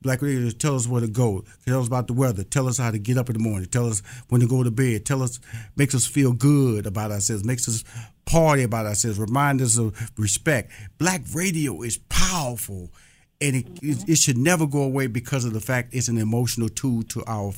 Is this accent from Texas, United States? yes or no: yes; Houston, Texas, United States; Like, I'm from Houston, Texas. I can remember a station down there called Magic 102.